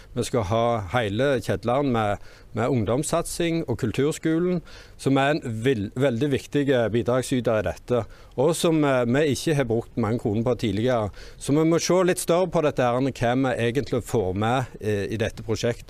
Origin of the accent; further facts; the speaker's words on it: Orre, Rogaland, Norway; Jeg kommer fra Åre, og jeg er Senterpartiet sin ordførerkandidat.